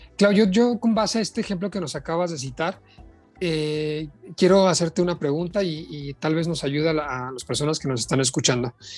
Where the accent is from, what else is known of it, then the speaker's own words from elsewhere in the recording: Mexico; aquí en nuestro país